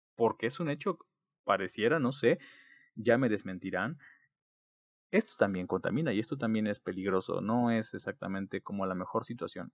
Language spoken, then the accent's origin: Spanish; Mexico